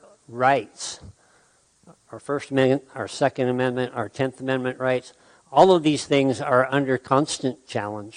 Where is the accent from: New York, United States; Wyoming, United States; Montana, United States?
Wyoming, United States; Sheridan; I am a third-generation Wyoming native. I was raised here in Sheridan.